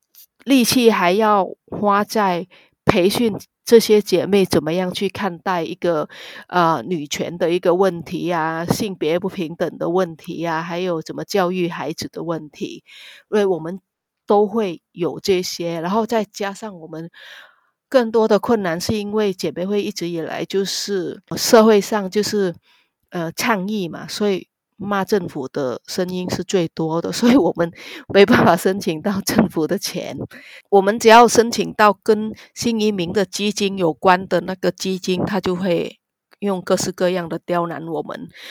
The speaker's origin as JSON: {"language": "Chinese", "country": "Vietnam", "second_language": "Chinese", "moved": "as an adult", "lives_now": "Taiwan", "said": "然后我也是南洋台湾姐妹会的理事，我来自越南，"}